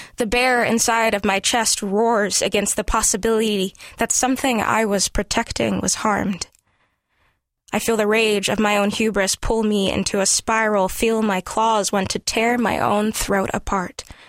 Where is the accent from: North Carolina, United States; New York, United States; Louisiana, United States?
Louisiana, United States; Gonzales; moved away; I was raised mostly in Gonzales, Louisiana